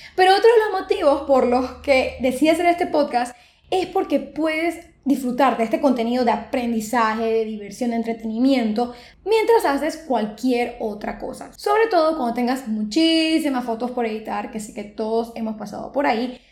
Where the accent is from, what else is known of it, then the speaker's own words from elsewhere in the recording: Panama; soy una fotógrafa panameña.